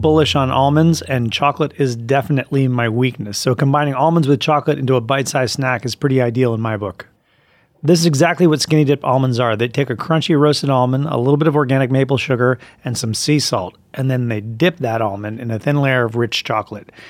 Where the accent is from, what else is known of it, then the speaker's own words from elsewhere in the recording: Vermont, United States; I'm from Vermont